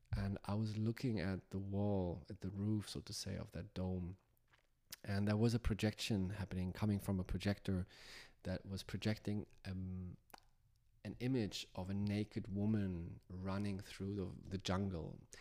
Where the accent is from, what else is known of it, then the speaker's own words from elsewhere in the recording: Hamburg, Germany; moved away; my home where I grew up in Hamburg, Germany